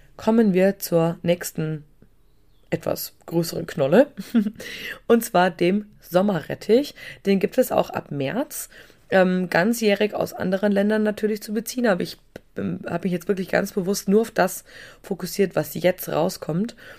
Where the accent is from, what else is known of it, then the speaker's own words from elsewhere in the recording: Bavaria, Germany; wie man bei uns in Bayern sagt